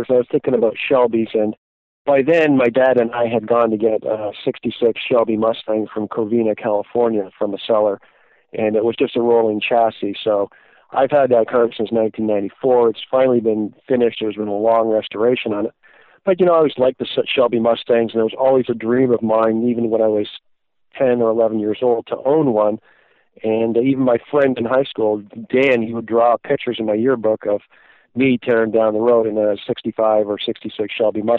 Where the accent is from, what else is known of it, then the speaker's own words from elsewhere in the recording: Toronto, Ontario, Canada; moved away as an adult; also born or lived in Southern Illinois; I grew up in Toronto, Canada during my formative years